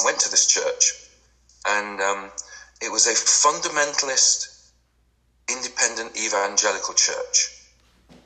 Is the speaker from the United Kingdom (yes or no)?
yes; England, United Kingdom; moved away as an adult; also born or lived in France; I'm English